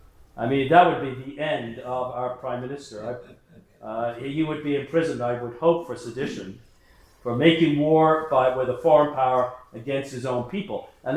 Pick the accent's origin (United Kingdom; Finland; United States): United Kingdom; England; I grew up in England, I was born in England. And I love England